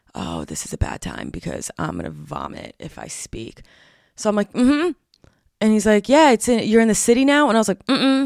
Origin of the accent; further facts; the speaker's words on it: New Jersey, United States; I'm from Jersey